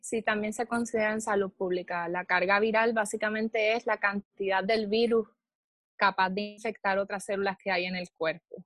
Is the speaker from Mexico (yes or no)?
no; Moca, Puerto Rico; moved away as an adult; also born or lived in Texas; now in Hawaii, United States; soy puertorriqueña del pueblo de Moca.